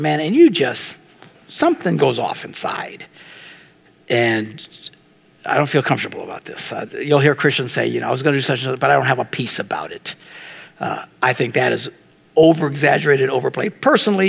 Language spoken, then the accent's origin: English; Green Bay, Wisconsin, United States; I'm from Green Bay.